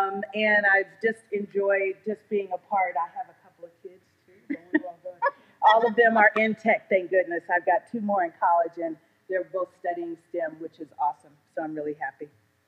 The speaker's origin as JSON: {"language": "English", "region": "California", "country": "United States", "also_born_or_lived": "Detroit", "said": "I'm originally from California, I was born in Detroit."}